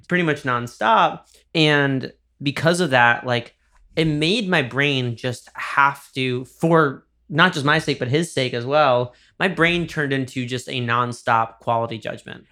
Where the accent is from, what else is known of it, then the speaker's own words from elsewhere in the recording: Dobbs Ferry, New York, United States; my hometown is Dobbs Ferry, which is, uh, the river towns in, uh, Westchester, New York